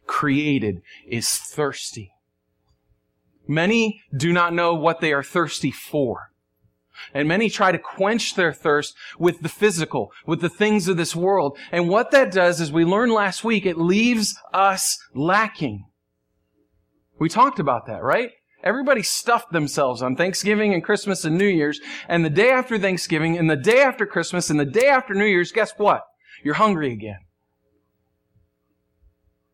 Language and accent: English; New York, United States; I'm from New York